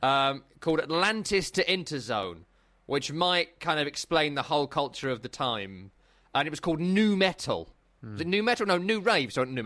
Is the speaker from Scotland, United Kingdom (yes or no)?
no; Essex, East of England, United Kingdom; I'm from Essex, this is what we do.